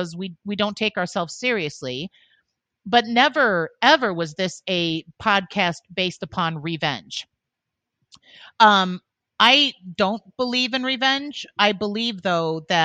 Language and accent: English; Illinois, United States; Born and raised in Illinois, we lived in the same area. We went to the same high school